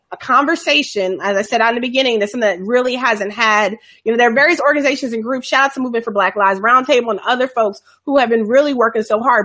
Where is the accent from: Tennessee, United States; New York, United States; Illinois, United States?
Illinois, United States; Chicago; folks I knew from growing up in Chicago